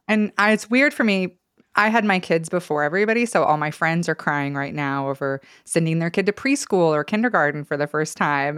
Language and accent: English; Stanley, Idaho, United States; also born or lived in Challis, Idaho; now in Boise, United States; I grew up around Stanley